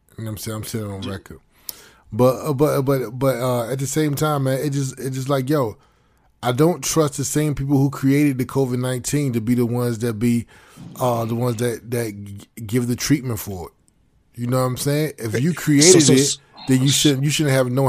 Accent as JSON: {"language": "English", "country": "United States", "said": "as foundational Black Americans"}